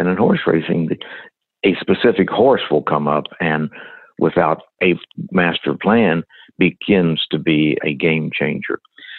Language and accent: English; Fort Lauderdale, Florida, United States; growing up in Fort Lauderdale